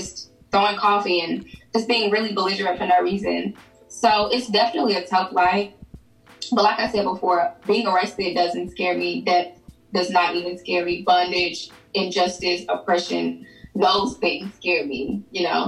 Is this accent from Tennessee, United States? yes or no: yes; Memphis, Tennessee, United States; now in Nashville, United States; I'm originally from Memphis